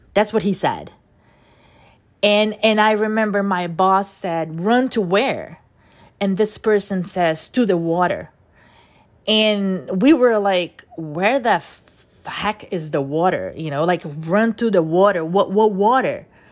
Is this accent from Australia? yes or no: no; Brazil; first language Portuguese; English is a second language; moved away as an adult; now in New York, United States; I was born in Brazil and my first language is Portuguese